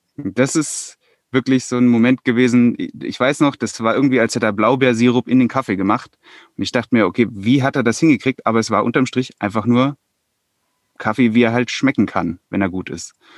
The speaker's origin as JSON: {"language": "German", "region": "Hesse", "country": "Germany", "moved": "as an adult", "lives_now": "Bavaria, Germany", "said": "Ich komme ursprünglich mal aus Hessen"}